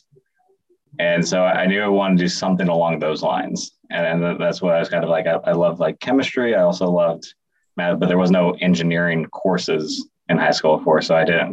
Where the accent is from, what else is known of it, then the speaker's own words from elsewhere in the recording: Bay Area, California, United States; moved away as an adult; also born or lived in Boston; now in Chicago, United States; I grew up in the Bay Area in California